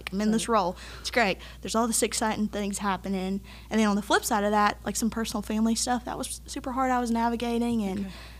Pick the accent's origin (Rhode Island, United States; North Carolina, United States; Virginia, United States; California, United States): North Carolina, United States; Clinton; also born or lived in Wilmington, North Carolina; I was born here in Wilmington, but grew up in Clinton, which is about an hour and a half from here.